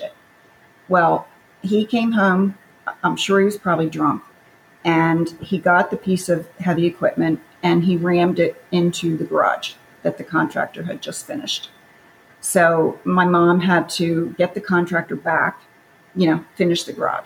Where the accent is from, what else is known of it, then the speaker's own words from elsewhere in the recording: Philadelphia, Pennsylvania, United States; I was born in Philadelphia, Pennsylvania in 1950